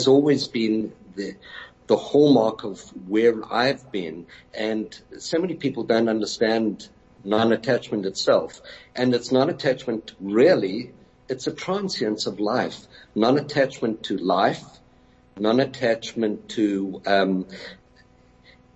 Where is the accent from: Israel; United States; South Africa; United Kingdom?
South Africa; Johannesburg, Gauteng; So there's three of us and we came really from Orange Grove, and the surrounding suburbs.